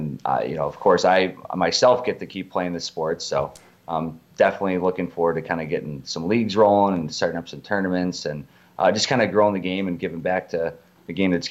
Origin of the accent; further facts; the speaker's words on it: Arlington Heights, Illinois, United States; So I grew up there in Arlington Heights. It's in the northwest suburbs.